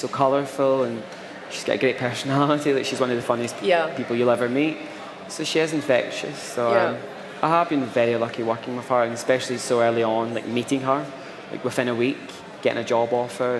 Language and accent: English; Motherwell, Scotland, United Kingdom; born or raised there; now in London, United Kingdom